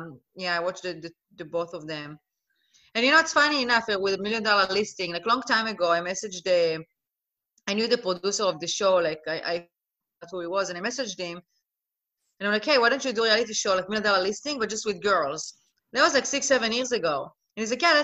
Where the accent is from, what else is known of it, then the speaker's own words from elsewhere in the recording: Israel; moved away as an adult; also born or lived in Netherlands; now in Los Angeles, United States; I'm originally from Israel. I was born and raised in Israel.